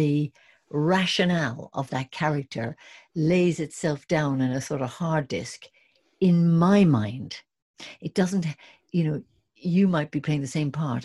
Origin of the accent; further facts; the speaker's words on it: Ireland; moved away as an adult; also born or lived in England; I was from Ireland and doing Shakespeare in England